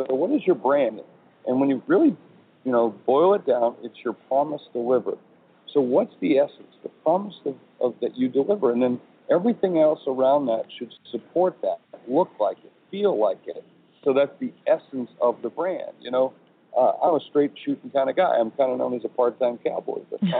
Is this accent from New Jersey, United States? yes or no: no; South Dakota, United States; moved away; I'm originally from South Dakota